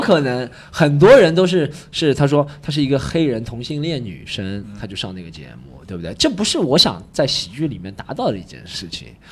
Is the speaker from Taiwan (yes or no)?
no; Shanghai, China; 我是一个上海人，或者在我的口音当中，在我的发生的事件当中，只有上海人发生